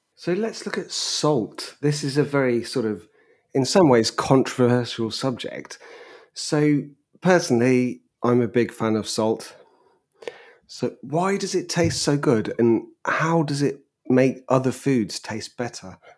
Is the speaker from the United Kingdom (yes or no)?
yes; England, United Kingdom; as an Englishman